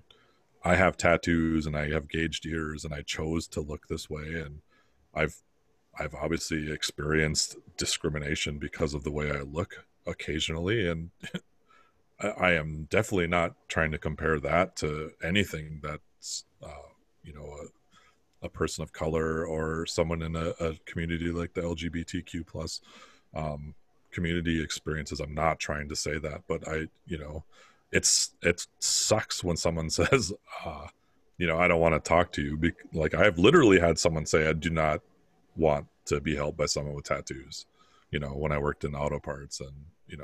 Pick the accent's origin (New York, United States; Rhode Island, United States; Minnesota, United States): Minnesota, United States; Bovey; Most of us grew up in Minnesota where it's 80% white. And then, you know, I came from Bovee, Minnesota